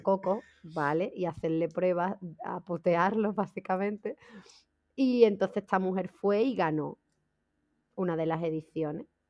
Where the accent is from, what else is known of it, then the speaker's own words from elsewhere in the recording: Seville, Andalusia, Spain; Yo soy de Sevilla.